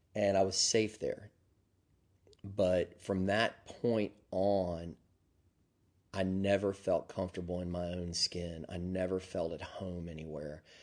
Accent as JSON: {"language": "English", "region": "Deep South", "country": "United States", "tie": "born or raised there", "accent": "Southern", "moved": "yes", "said": "I grew up in the deep South"}